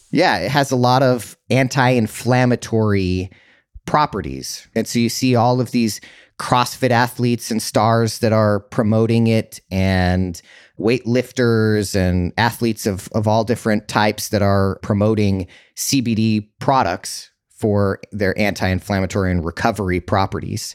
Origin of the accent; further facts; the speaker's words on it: Utah, United States; now in California, United States; growing up in Utah